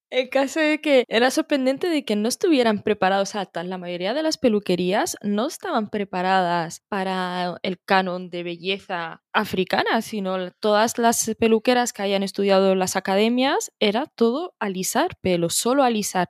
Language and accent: Spanish; Morocco; moved away; soy de Marruecos